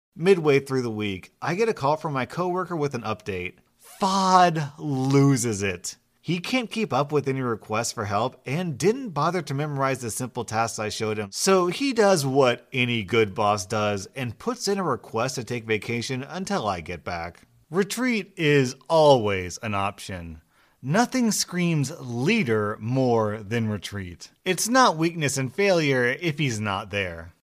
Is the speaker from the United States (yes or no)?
yes; United States; I'm an American. I've lived in America all my life